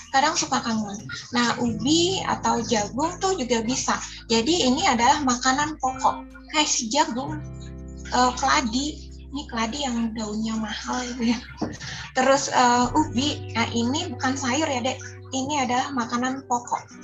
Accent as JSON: {"language": "Indonesian", "region": "South Kalimantan", "country": "Indonesia", "said": "karena saya orang Banjar asli jadi rasanya tidak sah sekali kalau makan tanpa nasi putih."}